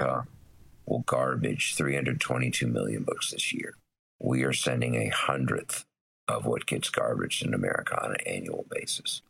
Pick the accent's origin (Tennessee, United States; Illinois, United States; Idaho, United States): Tennessee, United States; growing up in Tennessee